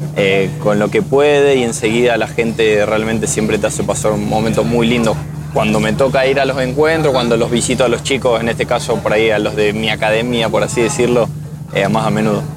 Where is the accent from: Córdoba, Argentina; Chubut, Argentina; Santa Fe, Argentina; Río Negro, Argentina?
Santa Fe, Argentina; Armstrong; mi pueblo, en Armstrong, hay una escuela de, tenis adaptado que, lleva mi nombre